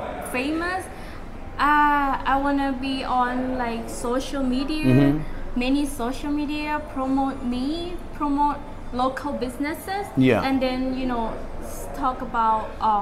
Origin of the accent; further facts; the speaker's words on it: Pattani, Thailand; English is a second language; moved away as an adult; also born or lived in Bangkok, Thailand; now in Pattaya, Thailand; I was born in Pattani